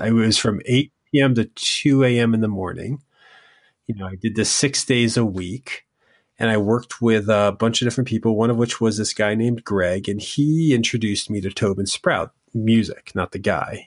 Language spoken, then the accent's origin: English; Connecticut, United States; moved away; also born or lived in Boston; I'm from Connecticut